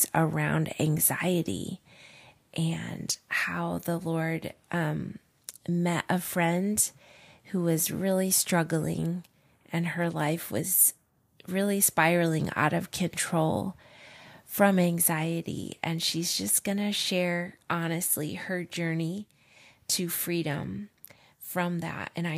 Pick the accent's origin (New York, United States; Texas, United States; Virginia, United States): New York, United States; upstate; also born or lived in Illinois; we moved to upstate New York to the beautiful Adirondack Mountains when I was 7